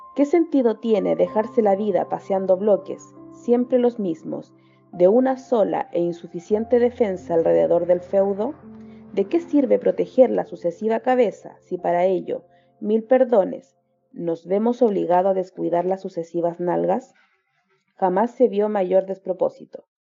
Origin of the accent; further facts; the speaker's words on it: Chile; soy de Chile, tengo 29 años